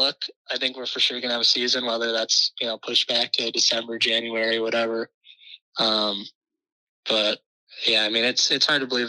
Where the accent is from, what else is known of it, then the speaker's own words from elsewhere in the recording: Edina, Minnesota, United States; I love growing up in Edina